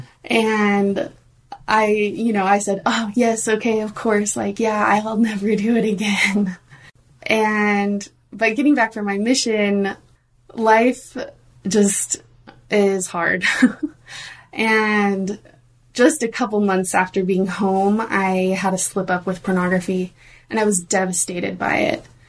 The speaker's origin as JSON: {"language": "English", "region": "Oregon", "country": "United States", "tie": "born or raised there", "said": "I grew up in Oregon"}